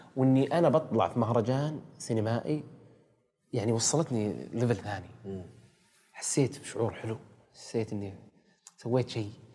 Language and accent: Arabic; Saudi Arabia; إحنا سعوديين